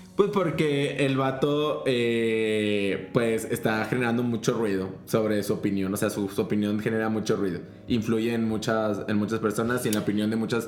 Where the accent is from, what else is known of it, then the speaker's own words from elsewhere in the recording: Mexico; nosotros como mexicanos